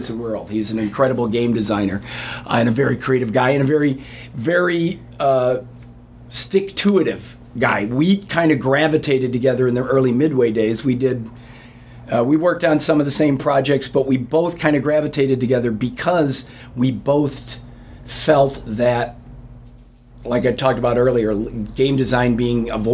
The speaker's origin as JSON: {"language": "English", "town": "Homewood", "region": "Illinois", "country": "United States", "said": "I was from Homewood"}